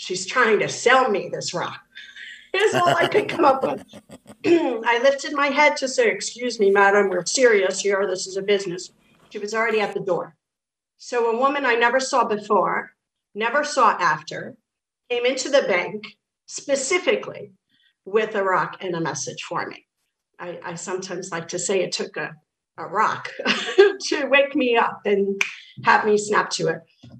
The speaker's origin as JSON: {"language": "English", "town": "New York City", "region": "New York", "country": "United States", "also_born_or_lived": "Kerry, Ireland (ancestry)", "said": "I'm from the Bronx originally"}